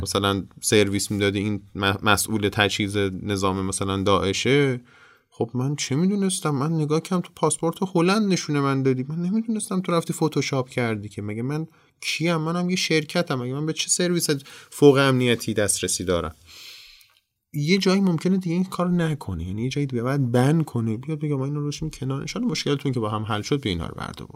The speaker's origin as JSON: {"language": "Persian", "country": "Iran", "said": "به عنوان یک ایرانی"}